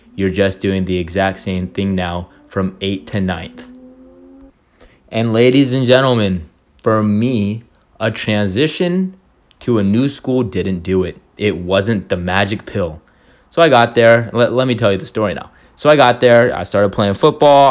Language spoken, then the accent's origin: English; Orange County, California, United States; I was born and raised in Orange County.